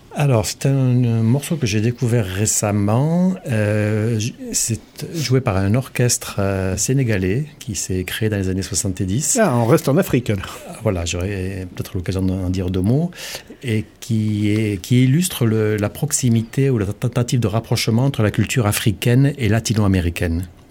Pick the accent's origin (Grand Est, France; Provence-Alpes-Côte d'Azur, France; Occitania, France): Occitania, France; Vauvert; je suis originaire de Vauvert